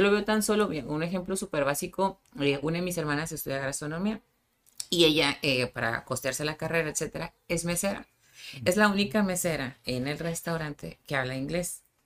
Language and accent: Spanish; Tijuana, Baja California, Mexico; nací en Tijuana pero de papás sinaloenses